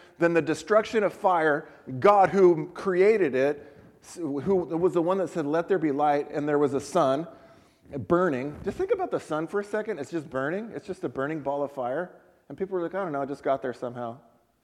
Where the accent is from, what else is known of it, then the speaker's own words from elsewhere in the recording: San Diego, California, United States; I was born in San Diego, but we've both found our lives living in Central California